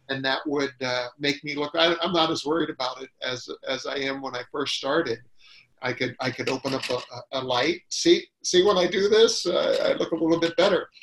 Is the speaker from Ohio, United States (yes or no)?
yes; Ohio, United States; now in California, United States; when I grew up in Ohio, you know, you knew everybody uh, on your street